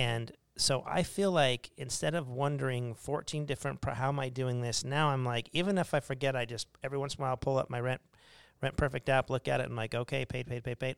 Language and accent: English; Arizona, United States; We're from Arizona